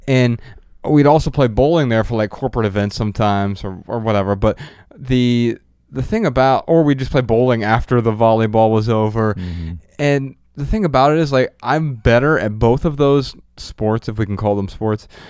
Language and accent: English; Dayton, Ohio, United States; now in Los Angeles, United States; we're from Dayton, Ohio